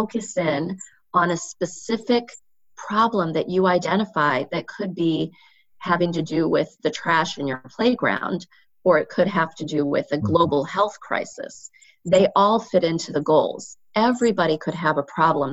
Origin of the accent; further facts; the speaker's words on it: Indiana, United States; I grew up in Indiana